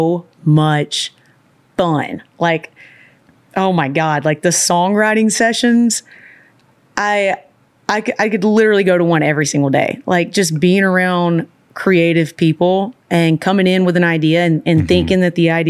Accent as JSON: {"language": "English", "town": "Birmingham", "region": "Alabama", "country": "United States", "also_born_or_lived": "Austin, Texas", "moved": "yes", "lives_now": "Nashville, United States", "said": "I'm from Birmingham, but I had moved here from Austin, Texas."}